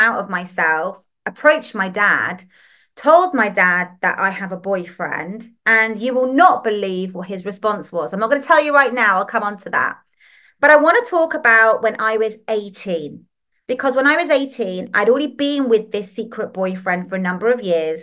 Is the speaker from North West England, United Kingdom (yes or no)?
yes; Liverpool, North West England, United Kingdom; accent: northern; I'm from England. You'll hear my little northern twangs in my voice and saying words like laugh and podcast. And that's because I was actually born in Liverpool.